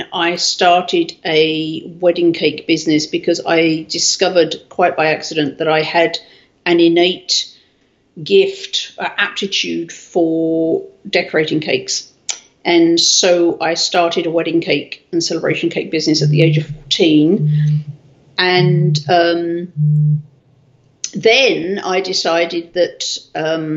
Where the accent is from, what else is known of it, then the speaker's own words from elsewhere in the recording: South East England, United Kingdom; now in United States; I was born in England, bottom right hand corner, a bit nearest France.